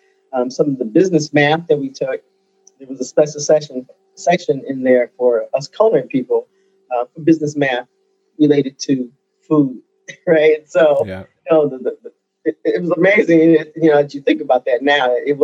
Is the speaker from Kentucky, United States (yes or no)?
no; Chicago, Illinois, United States; moved away; also born or lived in Dallas; I grew up in the Chicago area and great restaurants all around.